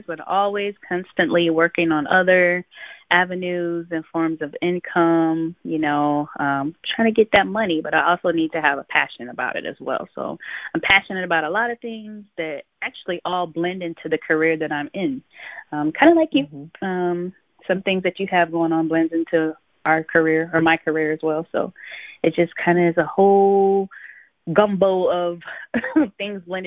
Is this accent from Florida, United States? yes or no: yes; Sebring, Florida, United States; born or raised there; also born or lived in Cincinnati, Ohio / Avon Park, Florida